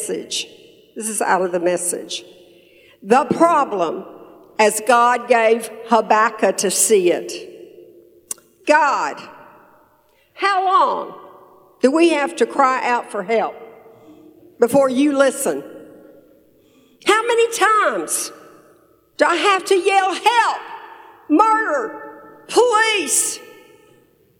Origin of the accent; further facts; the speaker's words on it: Tyler, Texas, United States; we're from Texas, Tyler, Texas, East Texas, right between Dallas and Shreveport.